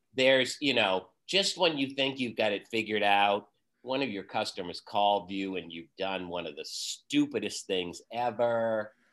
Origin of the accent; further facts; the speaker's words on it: Vermont, United States; also born or lived in Boston; I was born and raised in Vermont, and I'm currently living in Vermont in the town that I grew up